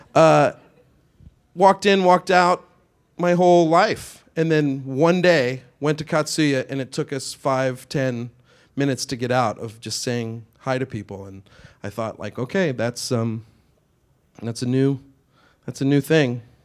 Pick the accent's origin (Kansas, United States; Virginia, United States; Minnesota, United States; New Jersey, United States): Kansas, United States; moved away as an adult; now in Los Angeles, United States; I'm from Kansas.